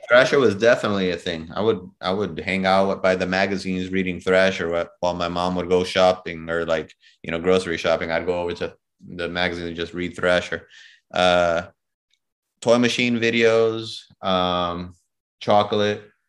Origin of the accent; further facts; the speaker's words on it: Chicago, Illinois, United States; moved away as an adult; also born or lived in New York City, United States; now in Miami, United States; I'm from Chicago. I'm born and raised in Chicago